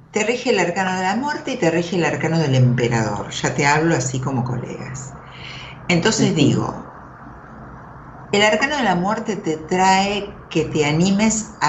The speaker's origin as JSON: {"language": "Spanish", "town": "Libertad", "region": "Buenos Aires Province", "country": "Argentina", "said": "De soy Libertad, partido de Merla."}